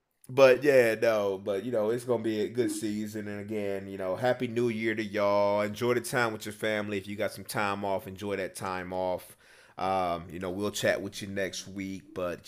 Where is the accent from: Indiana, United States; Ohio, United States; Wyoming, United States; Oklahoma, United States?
Ohio, United States; moved away; I'm from Ohio.